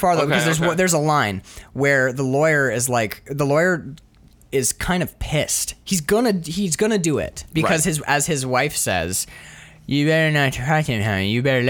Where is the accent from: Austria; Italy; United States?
United States; New York City, New York; which is like, I grew up in Harlem, man.